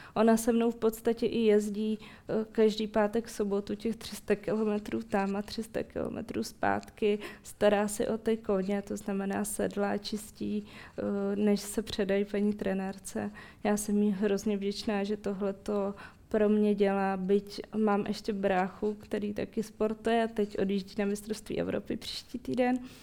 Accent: Ukraine; also born or lived in Moscow, Russia (birthplace); now in Czech Republic; já pocházím z Ukrajiny a moje rodiče také

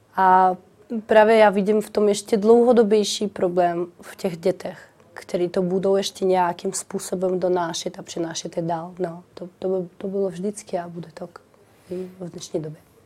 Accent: Kharkiv, Kharkiv Oblast, Ukraine; Czech is a second language; now in Czech Republic; Charkov je moje rodné město

